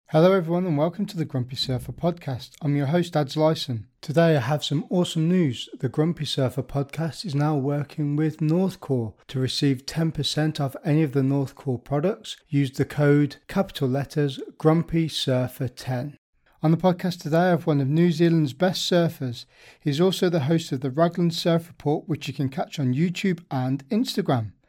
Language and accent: English; the Midlands, England, United Kingdom; I grew up in the Midlands